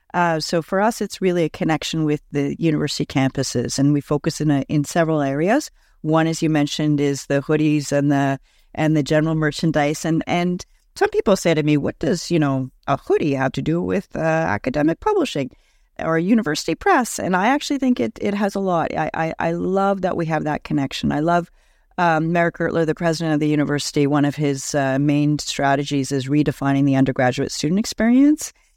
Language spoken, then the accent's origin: English; Montreal, Quebec, Canada; also born or lived in West Coast; now in Toronto, Canada; I'm originally from Montreal, actually lived on the West Coast for a number of years, and then have been in Toronto for over twenty years now